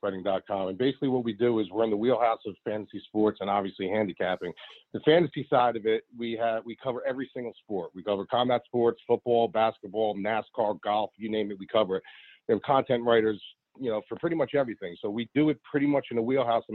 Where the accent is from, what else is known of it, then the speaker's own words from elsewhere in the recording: Paterson, New Jersey, United States; I'm from Jersey. Patterson, New Jersey